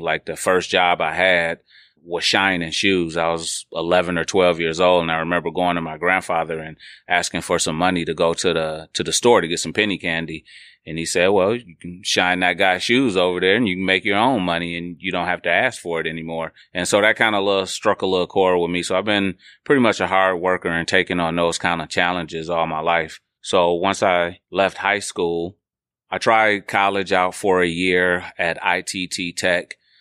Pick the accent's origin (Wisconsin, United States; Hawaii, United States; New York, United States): Wisconsin, United States; Milwaukee; also born or lived in Atoka, Tennessee; I was born in Milwaukee, but I was actually raised a lot of my life in, um, a small town called Atoka, right outside of Memphis, Tennessee.